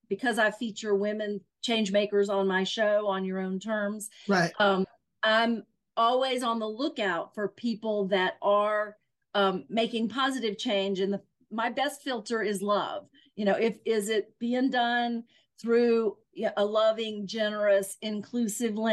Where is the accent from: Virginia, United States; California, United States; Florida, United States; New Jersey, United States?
Virginia, United States; Southwest; I'm from Southwest Virginia in the mountains of Virginia